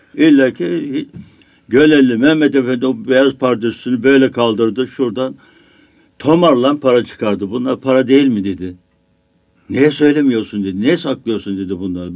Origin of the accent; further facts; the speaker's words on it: Biga, Çanakkale, Turkey; moved away as an adult; also born or lived in Istanbul; benim memlekette, benim köyümde, Biga'da oruç tutmayanın, namaz kılmayanın, hatta içki içen kesinlikle yaşama hakkı yoktu